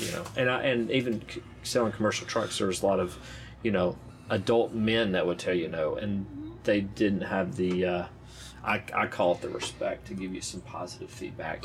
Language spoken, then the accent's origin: English; Arkansas, United States; I'm from Arkansas